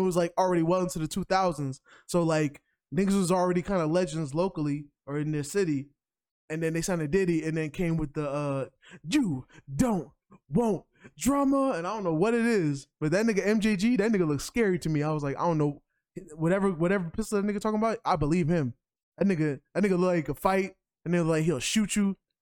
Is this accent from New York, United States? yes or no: yes; New York, United States; as a New Yorker